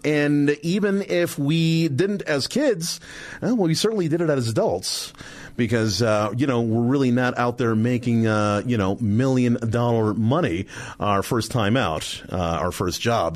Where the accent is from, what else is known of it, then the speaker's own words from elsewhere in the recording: New York City, New York, United States; Brooklyn, New York.